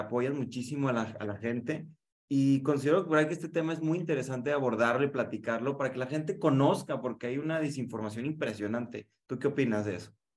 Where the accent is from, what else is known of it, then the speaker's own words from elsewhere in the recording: Guadalajara, Jalisco, Mexico; soy de Guadalajara, igual que Sandra